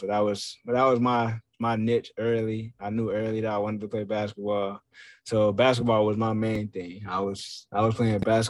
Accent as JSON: {"language": "English", "region": "New York", "country": "United States", "tie": "born there", "said": "So, and then I was born in New York."}